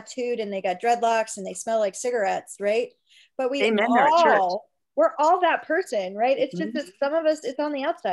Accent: Houston, Texas, United States; growing up in Houston

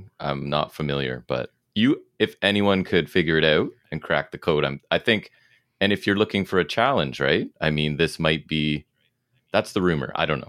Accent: Canada; I am a Canadian person.

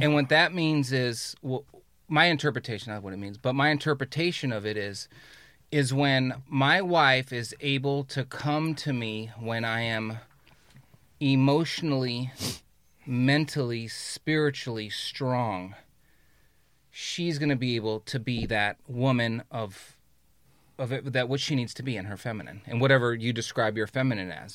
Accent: Carson, California, United States; I was born in Carson

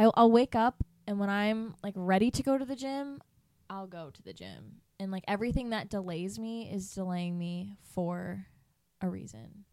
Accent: east side of Michigan, United States; moved away as an adult; I grew up on the east side of Michigan

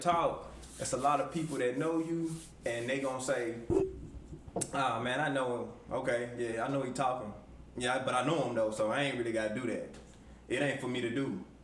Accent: Forrest City, Arkansas, United States; also born or lived in Chicago, Illinois; I'm originally from Chicago, but I moved to Arkansas at a young age

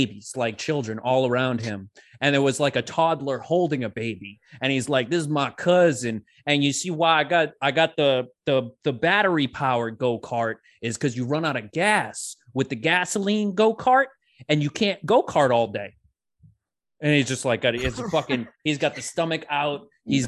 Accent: Lowell, Massachusetts, United States; I've been living in Lowell my whole life.

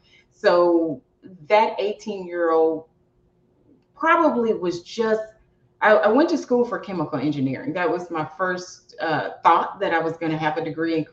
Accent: the South, United States; You know, I'm from the South, like

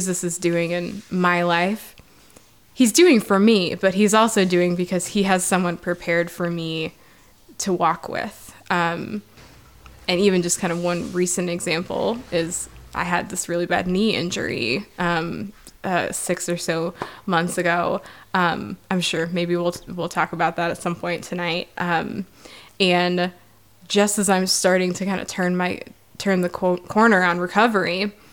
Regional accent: Iowa, United States; now in South Bend, United States; I grew up in Iowa

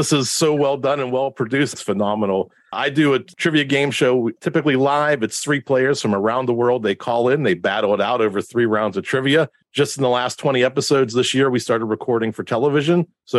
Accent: Pittsburgh, Pennsylvania, United States; I'm from Pittsburgh

